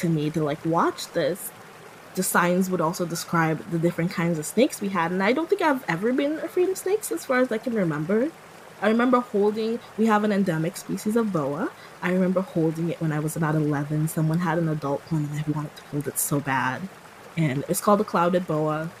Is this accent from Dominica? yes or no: yes; Portsmouth, Saint John Parish, Dominica; moved away as an adult; now in San Francisco, United States; My hometown is Portsmouth, and it's near a national park.